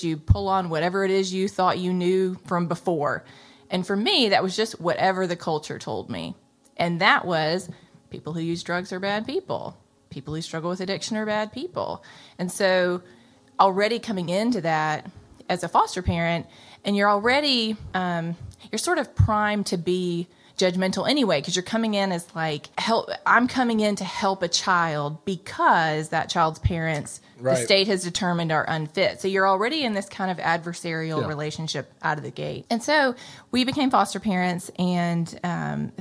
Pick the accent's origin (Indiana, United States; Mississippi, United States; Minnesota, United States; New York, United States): Mississippi, United States; Jackson; I grew up in Jackson, living in the Jackson metro area in Mississippi my whole life